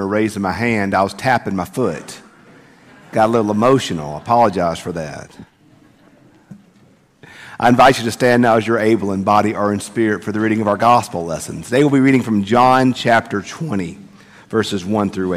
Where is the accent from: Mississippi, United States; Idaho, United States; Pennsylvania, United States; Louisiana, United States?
Mississippi, United States; Bogue Chitto; now in Madison, United States; I grew up in Bogachita